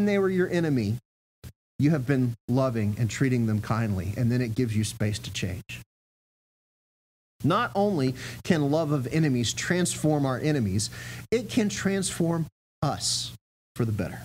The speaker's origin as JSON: {"language": "English", "town": "Augusta", "region": "Georgia", "country": "United States", "tie": "born or raised there", "said": "I grew up in Augusta, Georgia"}